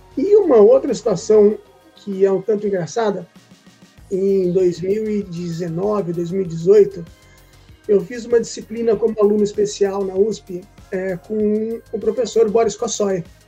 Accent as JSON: {"language": "Portuguese", "town": "Presidente Prudente", "region": "São Paulo", "country": "Brazil", "tie": "born or raised there", "said": "eu sou nascido em São Paulo, mas eu fui criado no interior, em Presidente Prudente"}